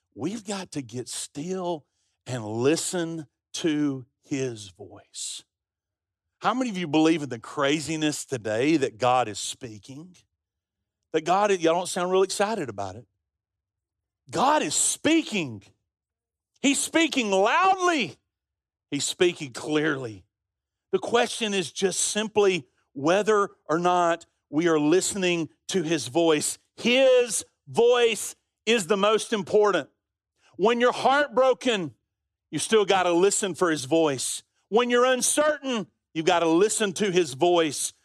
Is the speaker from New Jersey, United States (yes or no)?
no; Birmingham, Alabama, United States; We grew up on Avenue, uh, P in Central Park in Birmingham